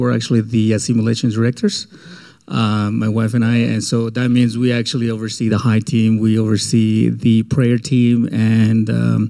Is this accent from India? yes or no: no; Mexico; moved away; We're both from Mexico.